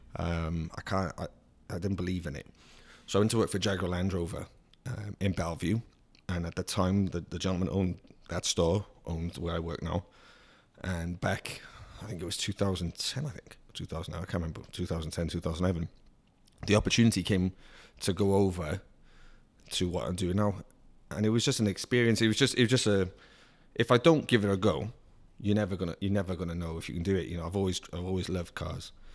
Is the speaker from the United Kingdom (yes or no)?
yes; Cardiff, Wales, United Kingdom; moved away; born and raised in Cardiff City. in Wales, which is a capital